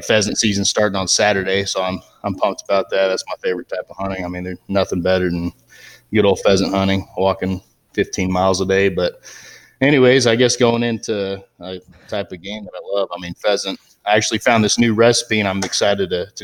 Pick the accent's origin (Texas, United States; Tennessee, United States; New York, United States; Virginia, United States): Texas, United States; Southlake; moved away as an adult; also born or lived in Golden, Colorado; now in Stratton, United States; I grew up in Southlake, Texas, which is a suburb outside of Dallas, Fort Worth, and then lived there my first 18 years through high school and everything